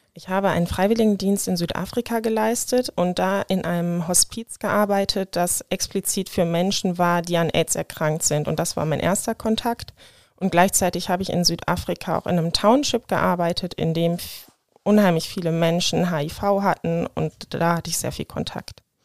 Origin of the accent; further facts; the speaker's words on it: Hahn, Germany; now in Wuppertal, Germany; Ich bin in Hahn geboren.